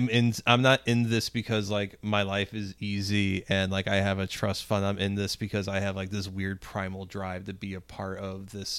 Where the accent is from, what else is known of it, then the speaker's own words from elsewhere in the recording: Spanish Lake, Missouri, United States; the street I grew up on in Spanish Lake has like burned out houses on it now.